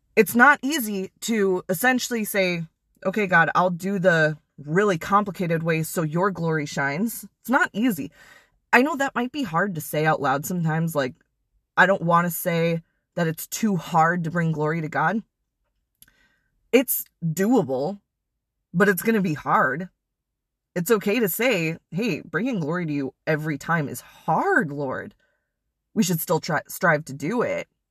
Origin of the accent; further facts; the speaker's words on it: Wisconsin, United States; moved away; I'm originally from Wisconsin